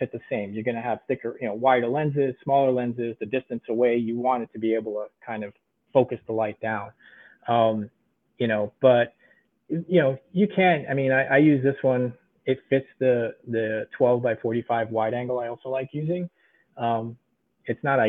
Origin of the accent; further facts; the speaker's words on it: New York, United States; also born or lived in Budapest, Hungary; Lived in New York most of my life